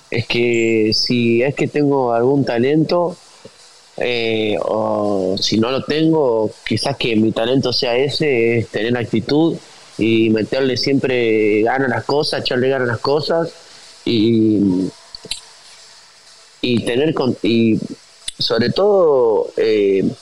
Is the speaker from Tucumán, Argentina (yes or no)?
yes; Tucumán, Argentina; moved away; Yo ya había dejado toda mi vida en Tucumán, mi amigo, mi familia, mi estudio, mi, auto, mi perro, mi vieja, mi viejo.